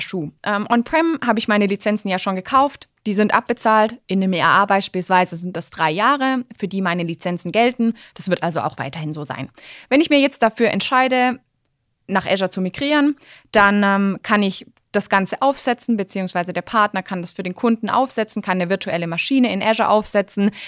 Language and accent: German; Swabia, Germany; als Schwabe